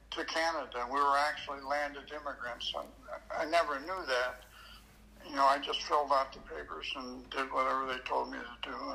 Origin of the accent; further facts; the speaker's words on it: Pendleton, Oregon, United States; moved away as an adult; also born or lived in Redmond, Oregon / Salem, Oregon / Niagara Falls / Buffalo; well, I, I was uh, born in Redmond, Oregon, raised in Pendleton, Oregon, uh, and uh, I went to high school in Salem, Oregon. You know, so I'm from Oregon haven't been back there in a long time, but that's where I'm from.